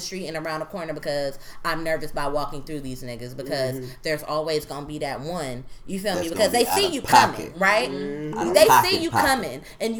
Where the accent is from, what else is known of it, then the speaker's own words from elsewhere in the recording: Oakland, California, United States; I'm from East Oakland